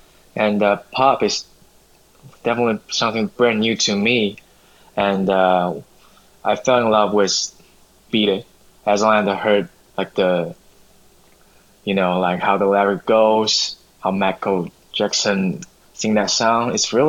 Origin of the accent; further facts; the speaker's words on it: China; moved away; I'm from China